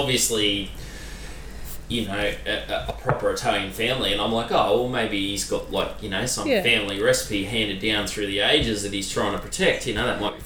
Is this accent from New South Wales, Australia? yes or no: no; Queensland, Australia; I'm from Queensland